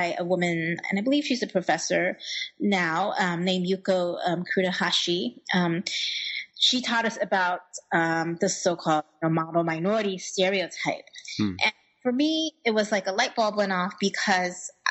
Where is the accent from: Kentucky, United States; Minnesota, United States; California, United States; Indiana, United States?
Indiana, United States; Indianapolis; I grew up in Indianapolis within a Chinese community, but it was a very small one